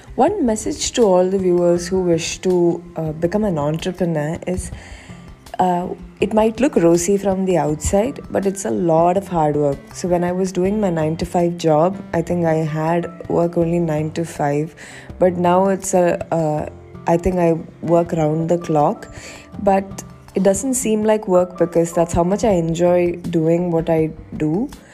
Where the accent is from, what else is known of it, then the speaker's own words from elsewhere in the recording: Kerala, India; I'm originally from Kerala.